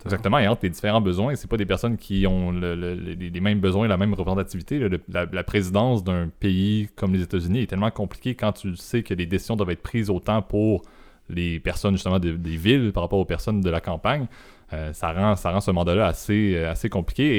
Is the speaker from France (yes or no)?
no; Canada; en tant que Canadien et au Canada